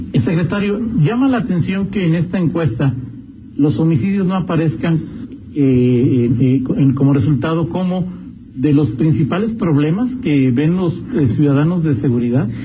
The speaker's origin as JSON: {"language": "Spanish", "town": "León", "region": "Guanajuato", "country": "Mexico", "said": "a mí como leonés"}